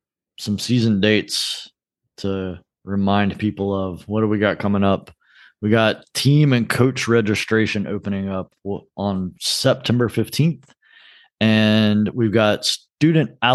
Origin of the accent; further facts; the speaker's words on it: Fayetteville, North Carolina, United States; growing up in Fayetteville